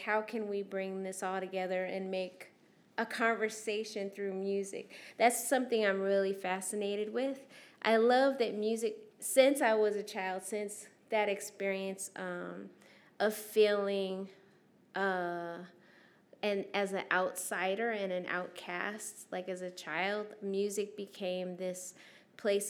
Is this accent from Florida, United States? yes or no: no; Anaheim, California, United States; also born or lived in Syracuse, New York; as a youth living in Anaheim. We moved from Syracuse, New York, from an all-black school to an all-white school.